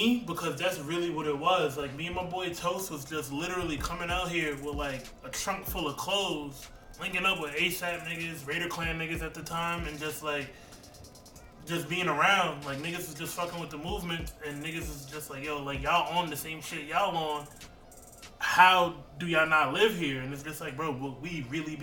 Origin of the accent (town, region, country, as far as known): Albany, New York, United States; born or raised there; also born or lived in Long Island, New York